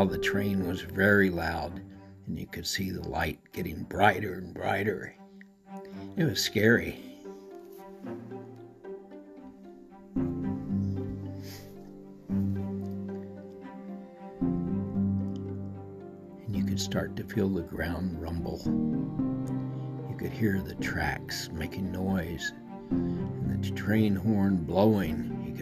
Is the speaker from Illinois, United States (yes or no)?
no; El Paso, Texas, United States; moved away; I call myself the ancient Texan on this podcast, because I came from Texas, El Paso, to be exact, a little bit north of the Rio Grande